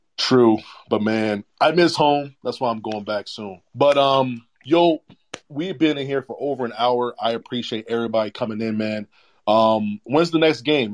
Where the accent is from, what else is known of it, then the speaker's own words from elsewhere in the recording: Sterling, Virginia, United States; I'm from Sterling, Virginia